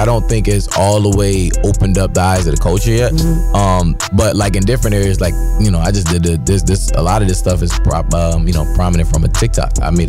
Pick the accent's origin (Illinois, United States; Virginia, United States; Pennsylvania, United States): Pennsylvania, United States; Philadelphia; I'm from Philly, yeah.